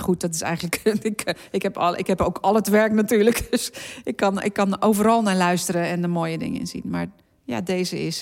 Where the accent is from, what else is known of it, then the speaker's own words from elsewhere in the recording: Zeeland, Netherlands; ik ben geboren in Zeeland en daar opgegroeid